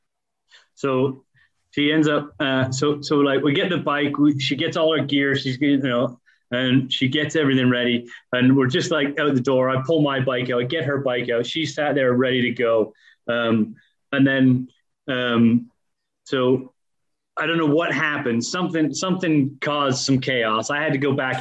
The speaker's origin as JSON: {"language": "English", "area": "just outside of Toronto", "region": "southern Ontario", "country": "Canada", "tie": "born or raised there", "also_born_or_lived": "Leicester, United Kingdom / Spain", "moved": "as an adult", "lives_now": "United Kingdom", "said": "I grew up in Canada. So from four to 20, I lived in Canada"}